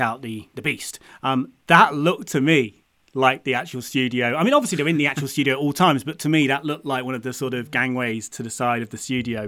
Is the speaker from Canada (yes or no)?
no; United Kingdom; being a Brit grown, growing up in the U K